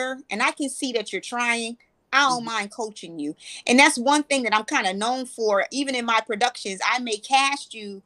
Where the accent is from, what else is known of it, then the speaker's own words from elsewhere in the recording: New Haven, Connecticut, United States; moved away as an adult; now in Charlotte, United States; I was born and raised in New Haven, Connecticut. And I moved to Charlotte in 2015